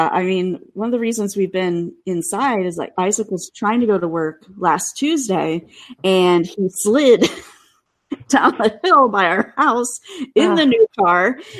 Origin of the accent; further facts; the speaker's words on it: Cleveland, Ohio, United States; now in Seattle, United States; I grew up outside of Cleveland